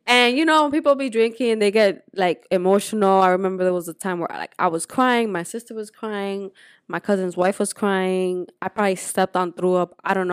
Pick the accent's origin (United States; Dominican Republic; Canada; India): Dominican Republic; moved away; also born or lived in Puerto Rico; So I grew up in Dominican Republic, but I was born in Puerto Rico.